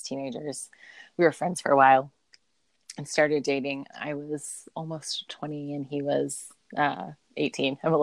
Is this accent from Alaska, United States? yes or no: yes; Alaska, United States; moved away as an adult; also born or lived in Ohio; now in Utah, United States; I grew up in Alaska